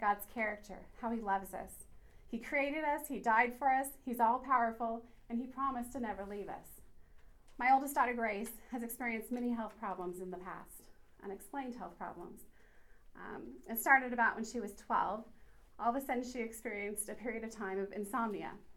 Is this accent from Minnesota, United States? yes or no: no; Kansas, United States; moved away as an adult; now in Oklahoma, United States; DJ and I were both born and raised in Kansas, uh, but we moved here in Oklahoma, to Oklahoma in April of last year